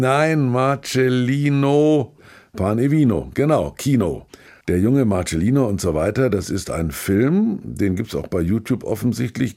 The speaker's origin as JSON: {"language": "German", "town": "Kulmbach", "region": "Bavaria", "country": "Germany", "tie": "born or raised there", "moved": "yes", "said": "ich war ich in Kulmach in meiner alten Heimat"}